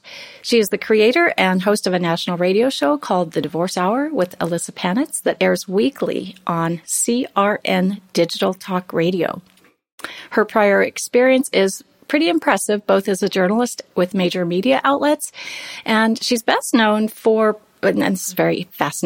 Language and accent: English; Nebraska, United States; where I come from in Nebraska